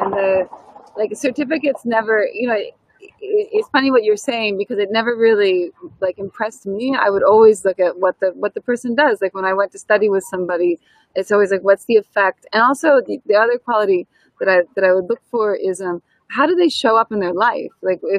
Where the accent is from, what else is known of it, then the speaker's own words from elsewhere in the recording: United States; accent: American; moved away; my American accent, I think, is exciting for people not from here.